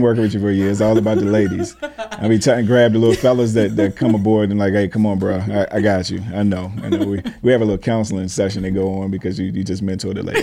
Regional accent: Washington, District of Columbia, United States; I'm from D C

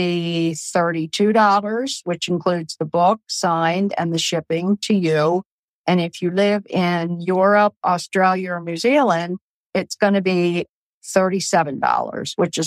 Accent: Baltimore, Maryland, United States; accent: Baltimore; now in Eastern Shore, Maryland, United States; my Baltimore accent

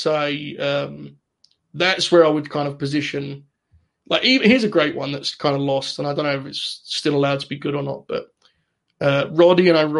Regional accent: United Kingdom; as a Brit

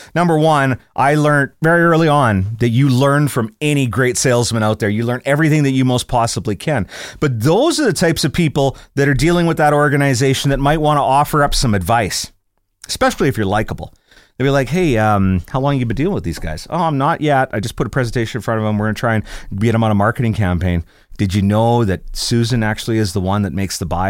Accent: Scotland, United Kingdom; I'm Scottish

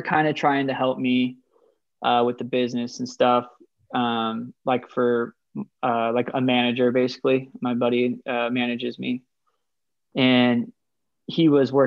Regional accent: Idaho, United States; I'm just from the Rockies. So I'm from the Great White North, basically all the way up here in Idaho.

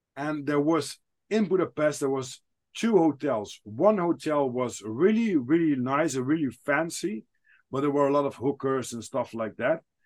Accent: Netherlands; I'm from the Netherlands

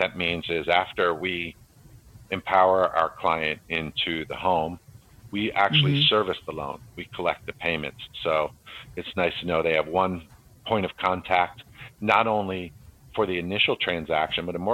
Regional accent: Maryland, United States; moved away as an adult; also born or lived in New Jersey; I moved from New Jersey back to Maryland, where I'm from

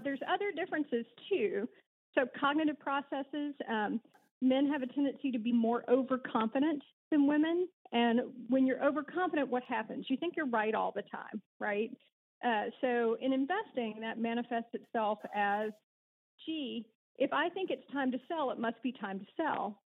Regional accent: Alabama, United States; accent: twang; moved away as an adult; also born or lived in Kentucky / Massachusetts / Nashville; There is just a hint of twang in my voice, which will reveal me to uh, to have been born and raised in South and Alabama, actually lived there, went to high school there

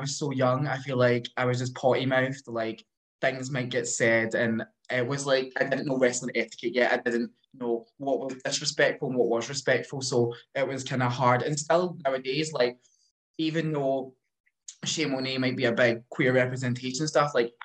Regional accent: Glasgow, Scotland, United Kingdom; in my neck of the woods, I'm from Glasgow, so it's some of the areas are very rough.

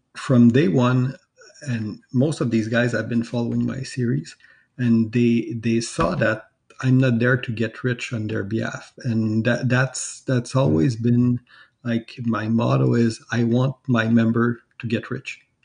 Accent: Quebec, Canada; I'm from Canada

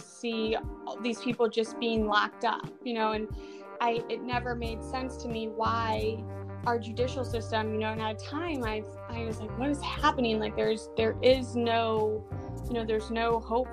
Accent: Michigan, United States; moved away as an adult; now in Charleston, United States; I'm from Michigan, and I grew up in a very, very small town

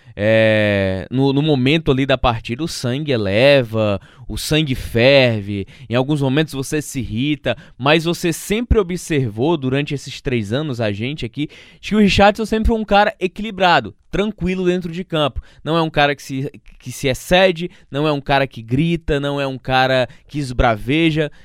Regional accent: Northeast Brazil, Brazil; nós nordestinos

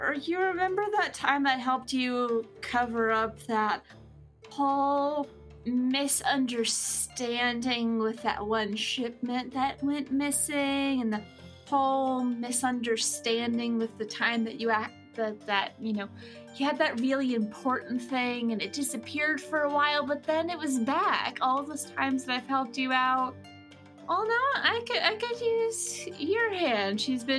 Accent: Oak Ridge, Tennessee, United States; It's my hometown. It's where they enrich the uranium for the atomic bombs.

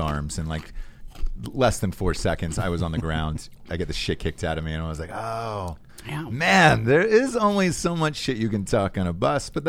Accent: Georgia, United States; I grew up in Georgia

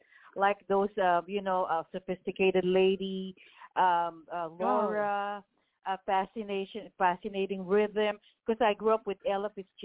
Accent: Philippines; moved away; I grew up in the Philippines

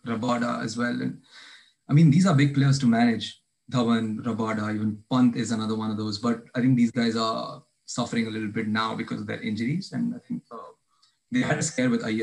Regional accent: Jalandhar, Punjab, India; I'm from Janandar

